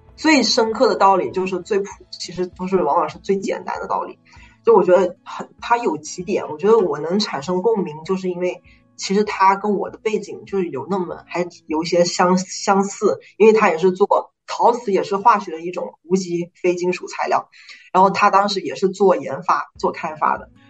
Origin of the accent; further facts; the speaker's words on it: China; moved away as an adult; now in United States; 因为我是中国人